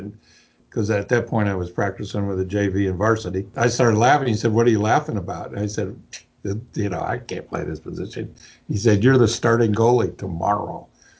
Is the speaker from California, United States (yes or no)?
yes; Huntington Beach, California, United States; now in St. Louis, United States; I grew up in Huntington Beach, California.